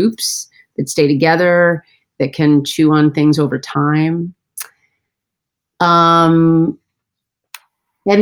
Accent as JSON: {"language": "English", "region": "Central Connecticut", "country": "United States", "tie": "born or raised there", "said": "I grew up in Central Connecticut"}